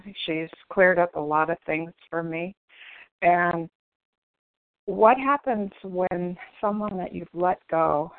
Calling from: California, United States

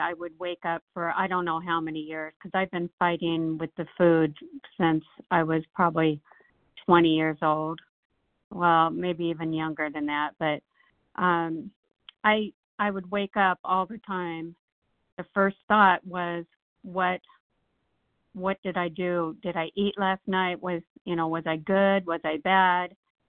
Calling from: Nashville, Tennessee, United States; Hi, this is … from … with a K from Nashville.

